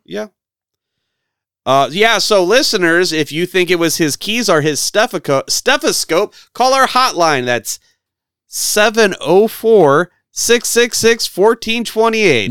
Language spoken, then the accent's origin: English; Midwest, United States; growing up in the Midwest